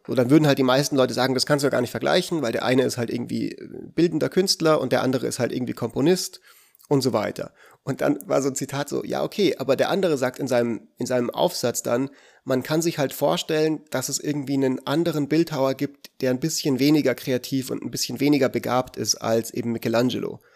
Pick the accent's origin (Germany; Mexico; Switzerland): Switzerland; Aber ich bin ja Schweizer